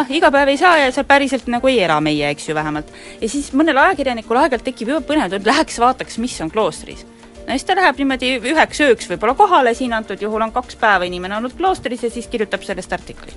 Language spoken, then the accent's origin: Estonian; Rakvere, Lääne-Viru County, Estonia; Rakveres, kust mina pärit olen